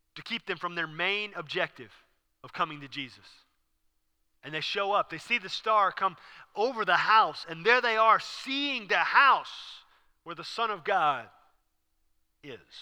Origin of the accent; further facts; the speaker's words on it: Houston, Texas, United States; I was raised in Houston. I learned to drive in Houston